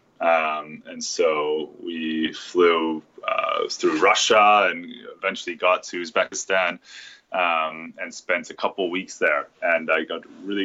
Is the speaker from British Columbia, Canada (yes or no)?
yes; Vancouver, British Columbia, Canada; I was born and raised in Vancouver.